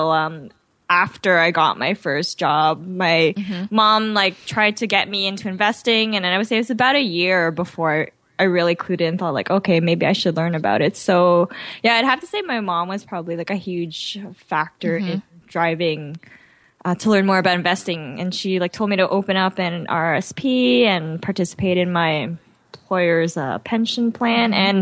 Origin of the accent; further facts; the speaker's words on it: Mississauga, Ontario, Canada; also born or lived in Toronto; I was born in Toronto, but I grew up in Mississauga.